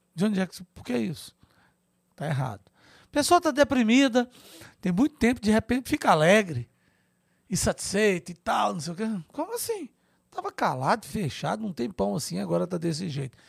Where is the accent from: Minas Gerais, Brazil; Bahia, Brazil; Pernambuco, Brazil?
Minas Gerais, Brazil; Grão Mogol; moved away as an adult; also born or lived in Montes Claros / Brasília; eu estudei em escola pública, lá em Gromogol, onde eu nasci, minha cidadezinha no norte de Minas